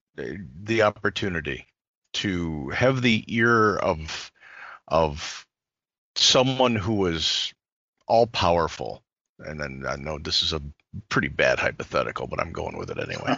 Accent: Chicago, Illinois, United States; I was born and raised in Chicago

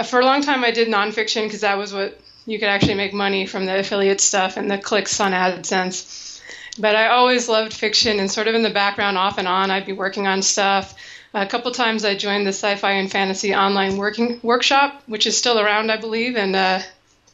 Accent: Seattle, Washington, United States; moved away as an adult; now in Arizona, United States; growing up in Seattle, I was always like borderline depressed in the winter

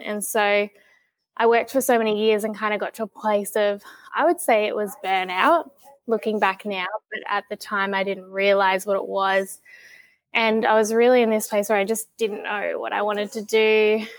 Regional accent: Tasmania, Australia; growing up in Tassie

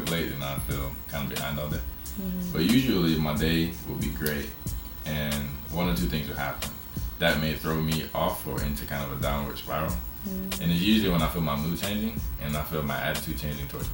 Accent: Tallahassee, Florida, United States; my deepest relationships with my friends in my hometown, Tallahassee.

